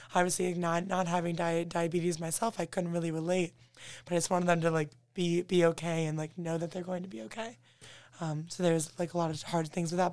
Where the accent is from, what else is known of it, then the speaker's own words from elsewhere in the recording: Toledo, Ohio, United States; moved away as an adult; now in Notre Dame, United States; I'm originally from Toledo, Ohio